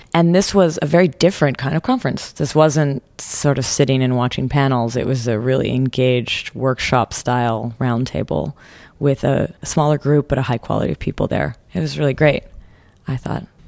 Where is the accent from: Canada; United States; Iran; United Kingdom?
Canada; as a Canadian